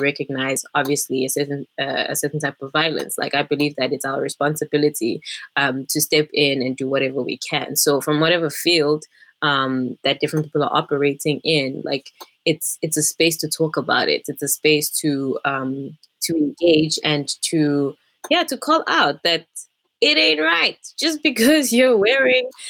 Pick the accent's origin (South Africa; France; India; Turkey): South Africa; now in Sweden; I am a South African who is literally like here on a visa